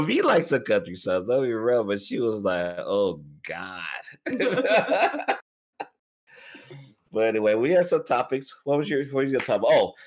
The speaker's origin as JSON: {"language": "English", "region": "Texas", "country": "United States", "said": "I'm from Texas"}